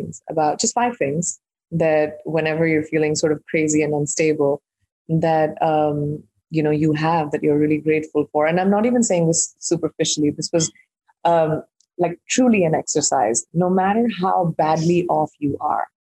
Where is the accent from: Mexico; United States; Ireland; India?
India; I'm an Indian who's grown up in India